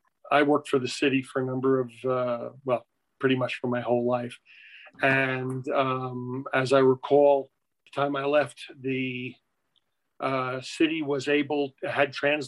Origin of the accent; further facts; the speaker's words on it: New York City, New York, United States; moved away as an adult; also born or lived in Florida; I was born and raised in Flushing, Queens, as was my wife.